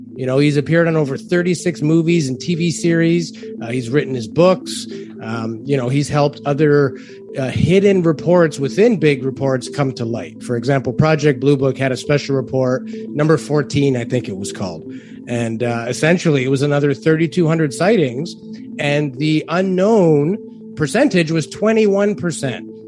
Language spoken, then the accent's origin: English; Toronto, Ontario, Canada; I'm from Toronto